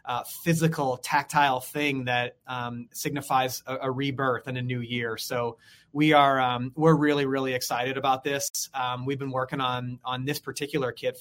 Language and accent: English; St. Louis, Missouri, United States; I'm born and raised in St. Louis